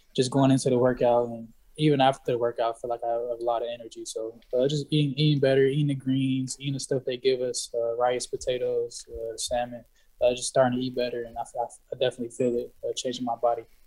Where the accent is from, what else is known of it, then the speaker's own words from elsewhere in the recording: San Diego, California, United States; from San Diego